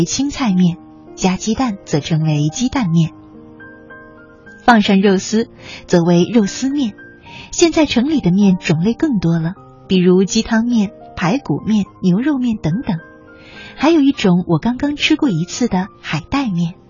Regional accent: northern China, China; 作为北方人，我喜爱面食，尤其是冷天，一碗热气腾腾的面条，吃起来不仅果腹，还十分的惬意。在老家的时候，劳累了一天的父亲最喜欢吃的就是面条。

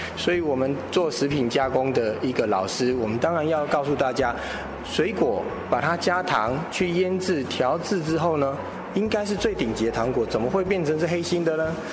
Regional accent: Yilan County, Taiwan; 是我们宜兰的特产，叫金桔

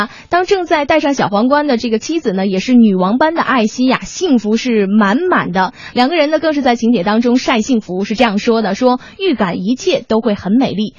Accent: Northeast China, China; 俺们都是东北人啊

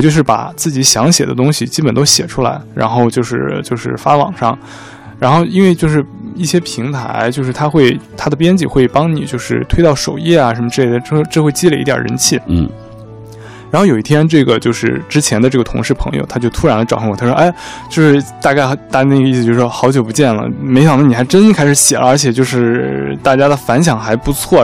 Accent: Tacheng, Xinjiang, China; moved away; 我的家乡是就是新疆塔城

